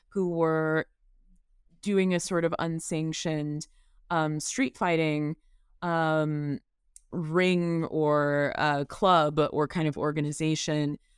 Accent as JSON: {"language": "English", "region": "the South", "country": "United States", "tie": "born or raised there", "said": "and growing up in the South as a Black person, that is tremendously important to me."}